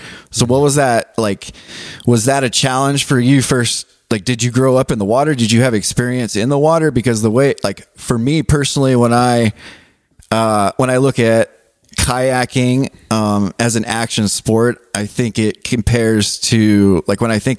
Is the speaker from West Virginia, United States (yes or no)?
no; Southern California, United States; now in Helena, United States; I grew up in SoCal. And in Southern California, like growing up surfing, and every other house on the street had a pool.